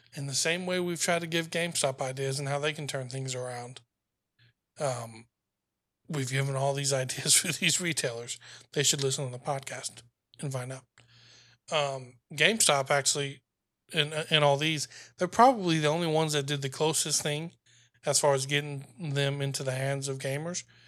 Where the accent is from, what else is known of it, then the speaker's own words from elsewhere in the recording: the South, United States; I'm from the South